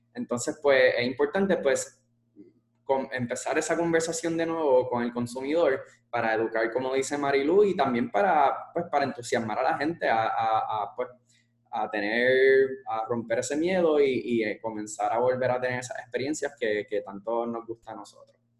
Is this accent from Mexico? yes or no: no; Puerto Rico; somos puertorriqueños